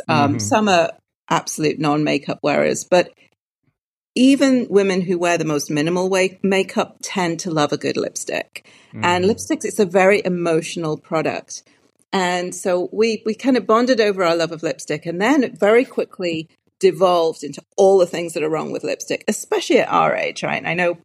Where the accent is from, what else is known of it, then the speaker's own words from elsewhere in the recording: Newcastle upon Tyne, North East England, United Kingdom; moved away as an adult; So I am originally from Newcastle upon Tyne.